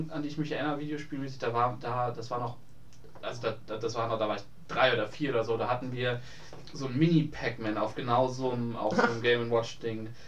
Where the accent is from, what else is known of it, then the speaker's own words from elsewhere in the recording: Hamburg, Germany; Ich bin in Hamburg groß geworden.